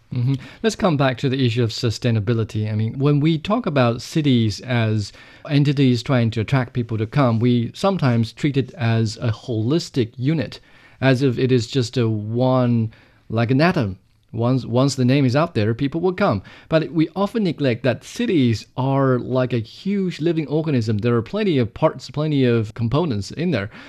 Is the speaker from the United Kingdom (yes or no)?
no; Jiangxi, China; my hometown, Jiangxi Province